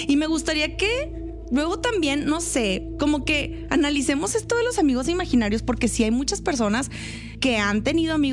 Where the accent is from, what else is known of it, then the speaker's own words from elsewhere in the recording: Nuevo León, Mexico; pura grosería porque soy regia.